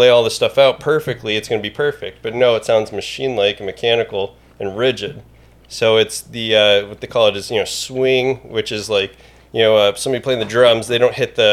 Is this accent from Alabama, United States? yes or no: no; Antioch, Illinois, United States; So I'm from Antioch, actually. So I grew up in a little town called Antioch, which is around the border of Wisconsin.